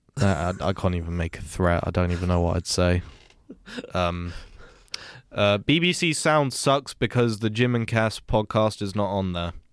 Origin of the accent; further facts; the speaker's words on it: United Kingdom; as a British person who's never been to America